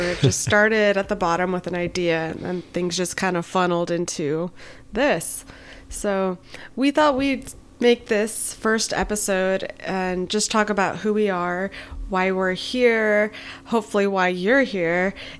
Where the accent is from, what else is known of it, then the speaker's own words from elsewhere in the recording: Northern California, United States; moved away as an adult; I have amazing Mexican parents. I'm originally from NorCal and I came to SoCal for school. I stayed for work